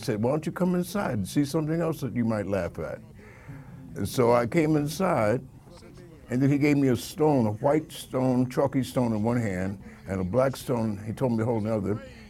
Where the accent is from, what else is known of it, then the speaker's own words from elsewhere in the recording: New York City, New York, United States; also born or lived in Cincinnati, Ohio; Because I was being raised in, I was raised in Queens.